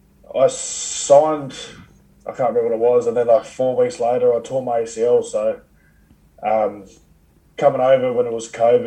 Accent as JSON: {"language": "English", "town": "Wollongong", "region": "New South Wales", "country": "Australia", "tie": "born or raised there", "moved": "as an adult", "lives_now": "Whitehaven, United Kingdom", "said": "It kind of reminds me back of my hometown of Wollongong, back at Oz. It's just like, Wollongong's a lot bigger, but it's kind of still similar. It's a big rugby league community. It's everyone kind of knows each other"}